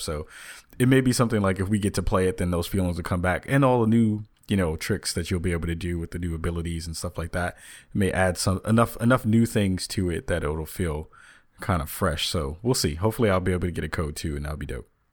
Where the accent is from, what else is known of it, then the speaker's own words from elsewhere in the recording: New York City, New York, United States; also born or lived in the Bronx; I was born in Manhattan